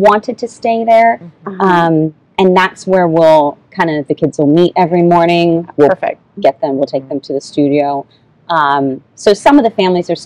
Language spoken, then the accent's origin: English; Lakeland, Florida, United States; I grew up here in Lakeland